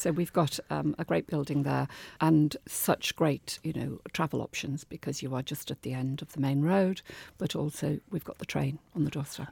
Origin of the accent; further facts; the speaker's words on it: Liverpool, North West England, United Kingdom; moved away as an adult; now in Devon, United Kingdom; Growing up in Liverpool, it was an amazing place to be in the fifties and sixties